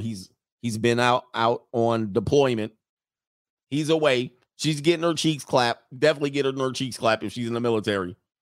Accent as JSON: {"language": "English", "country": "United States"}